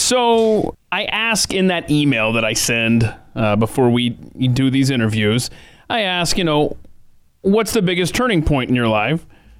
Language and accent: English; Georgia, United States; moved away; also born or lived in Nebraska; I grew up in Georgia